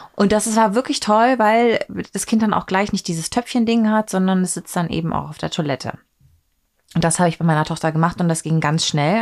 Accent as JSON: {"language": "German", "region": "East Germany", "country": "Germany", "tie": "born or raised there", "said": "ich bin ja in der DDR geboren"}